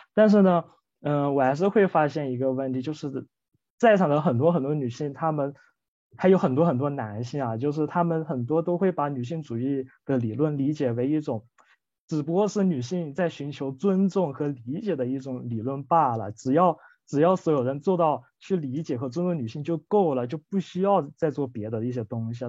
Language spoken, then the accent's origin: Chinese; Guilin, Guangxi, China; 我是来自中国大陆广西桂林这个城市的